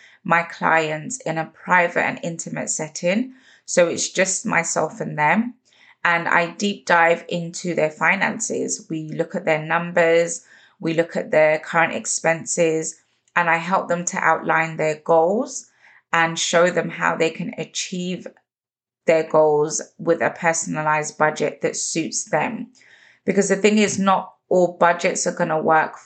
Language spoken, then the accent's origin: English; London, United Kingdom; growing up in London